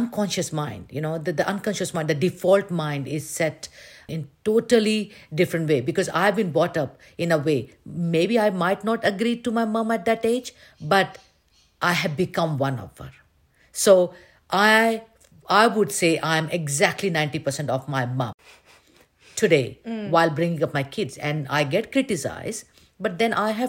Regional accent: India; moved away as an adult; I've been born and brought up in India

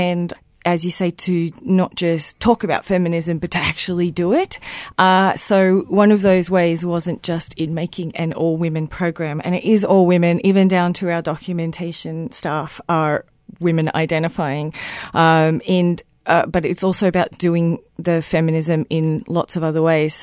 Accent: Queensland, Australia; from my home state of Queensland

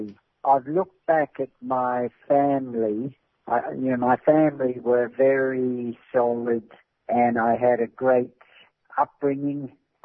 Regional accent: New Zealand; I come from New Zealand

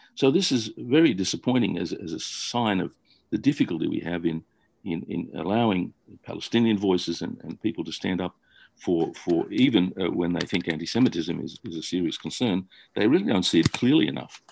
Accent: Australia; I grew up in Australia

